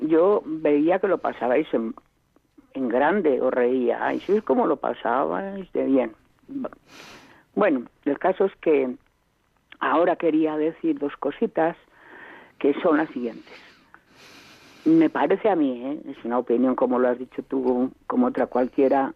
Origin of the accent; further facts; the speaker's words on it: Spain; el 95% somos españoles y nos gusta oír en castellano